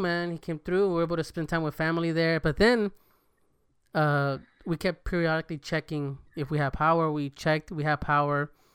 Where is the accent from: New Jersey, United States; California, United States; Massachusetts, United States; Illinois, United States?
California, United States; now in Texas, United States; I'm from Cali